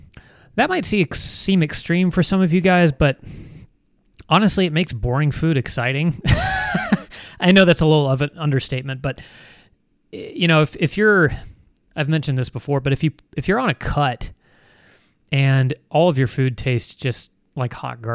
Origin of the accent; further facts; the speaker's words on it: Canada; Me personally, I'm actually from Canada.